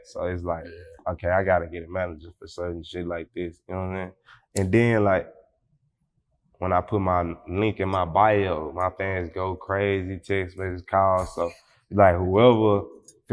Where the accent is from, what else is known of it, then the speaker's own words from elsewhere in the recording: Fort Worth, Texas, United States; I'm from Stop 6, so we don't use the number 4